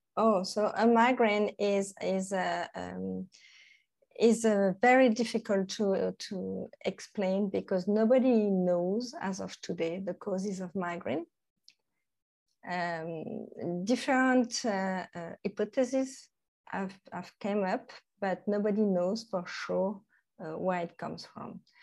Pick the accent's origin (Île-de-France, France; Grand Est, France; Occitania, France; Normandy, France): Normandy, France; English is a second language; moved away as an adult; now in Thailand; I'm from Normandy in, uh, in France, which is not a very hot part of France.